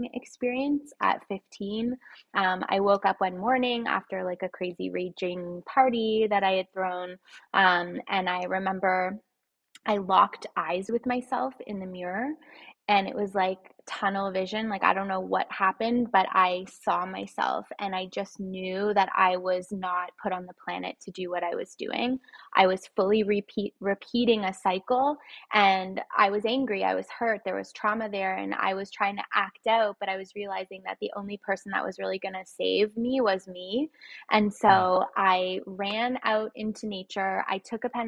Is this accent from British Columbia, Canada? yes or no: no; Toronto, Ontario, Canada; I was born here in Toronto, but I was raised in a household, a single parent household